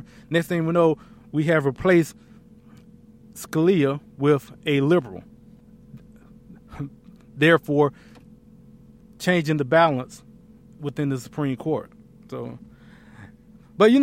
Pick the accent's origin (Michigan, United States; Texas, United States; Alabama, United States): Alabama, United States; Lafayette; moved away; I was born and raised in Lafayette, Alabama